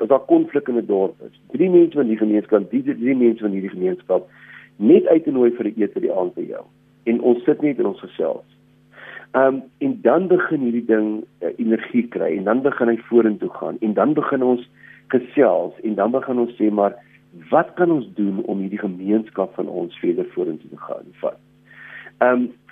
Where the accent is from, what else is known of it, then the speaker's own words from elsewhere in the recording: South Africa; as Suid-Afrikaners